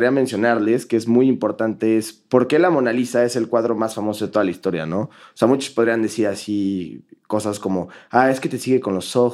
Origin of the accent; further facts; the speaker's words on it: Germany; No, no, no, me creo. Soy alemán.